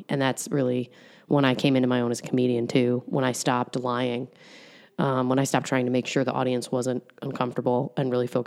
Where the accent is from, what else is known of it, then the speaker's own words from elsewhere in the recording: New York, United States; moved away as an adult; now in Columbus, United States; I'm from New York.